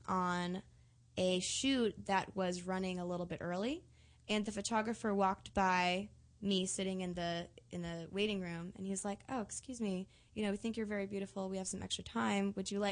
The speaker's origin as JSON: {"language": "English", "region": "Connecticut", "country": "United States", "said": "I'm from Connecticut."}